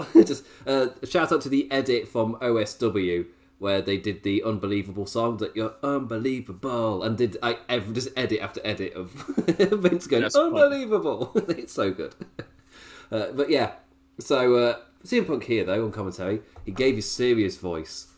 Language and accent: English; England, United Kingdom; as a English viewer